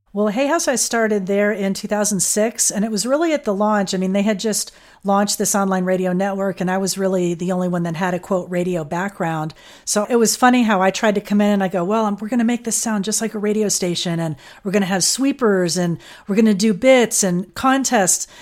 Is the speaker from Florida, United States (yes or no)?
yes; Fort Lauderdale, Florida, United States; I grew up in Fort Lauderdale